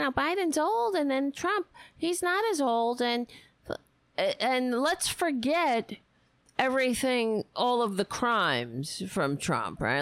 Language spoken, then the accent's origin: English; New York City, New York, United States; moved away; I was raised on Staten Island